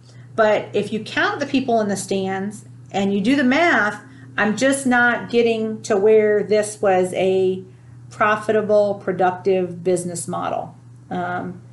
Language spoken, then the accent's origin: English; Ohio, United States; I'm from Ohio